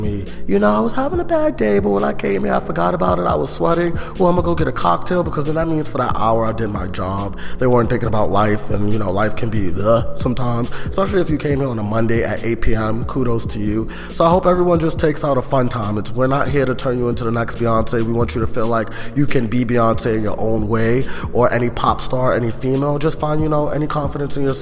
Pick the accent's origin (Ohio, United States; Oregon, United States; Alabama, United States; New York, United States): New York, United States; New York City; I was born and raised in Brooklyn, New York